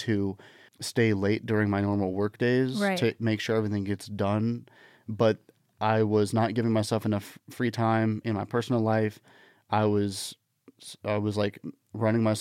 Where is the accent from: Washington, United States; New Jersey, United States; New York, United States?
Washington, United States; moved away; when I was a kid growing up in Washington State